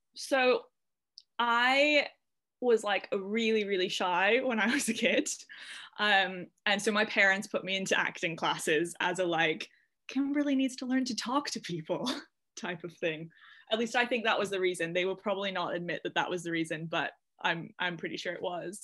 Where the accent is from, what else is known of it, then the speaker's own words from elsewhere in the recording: Canada; moved away as an adult; now in United Kingdom; I'm from Canada, so it was in the Gulf Islands in British Columbia.